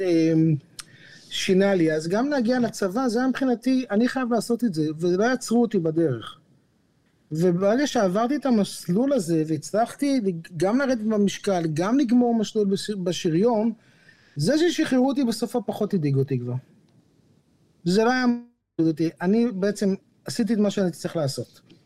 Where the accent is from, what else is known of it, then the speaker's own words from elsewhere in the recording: Jerusalem, Jerusalem District, Israel; moved away; גדלתי בבית חרדי בירושלים